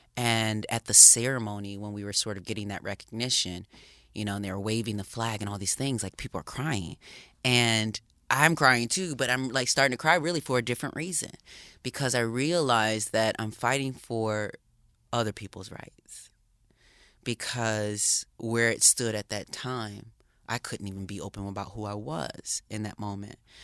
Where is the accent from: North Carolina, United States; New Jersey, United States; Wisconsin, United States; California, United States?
Wisconsin, United States; Racine; I grew up in a small town in Wisconsin, Racine, Wisconsin